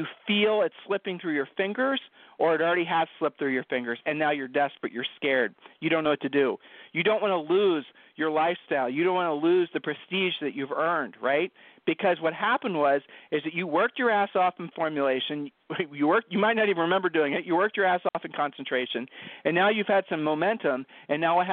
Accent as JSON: {"language": "English", "region": "Ohio", "country": "United States", "said": "I'm from Ohio"}